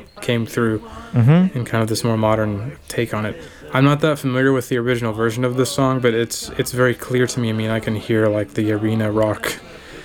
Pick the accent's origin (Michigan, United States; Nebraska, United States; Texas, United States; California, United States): Texas, United States; in Texas where I grew up